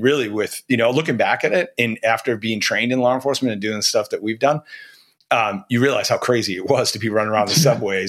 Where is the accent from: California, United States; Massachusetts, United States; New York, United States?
Massachusetts, United States; So I grew up originally in Rosendale, and then out in Westwood.